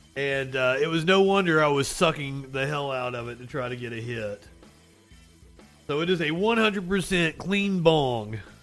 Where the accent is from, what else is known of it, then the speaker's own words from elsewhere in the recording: Appalachia, United States; accent: Appalachian; my Appalachian accent